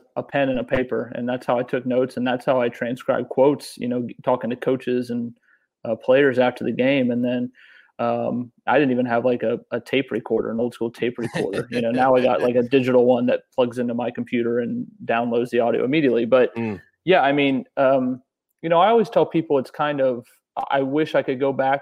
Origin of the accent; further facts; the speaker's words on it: Lilburn, Georgia, United States; moved away as an adult; also born or lived in Statesboro, Georgia / Bowling Green, Kentucky; now in Nashville, United States; I grew up in Gwinnett County, Georgia, just outside of Atlanta